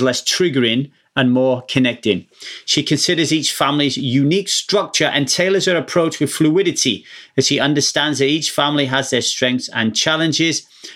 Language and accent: English; South Wales, United Kingdom; now in Southern California, United States; I grew up in Wales in the UK